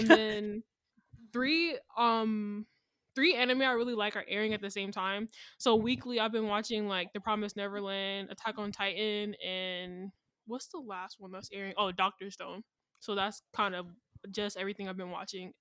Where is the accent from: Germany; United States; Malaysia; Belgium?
United States; Atlanta, Georgia; I'm from Atlanta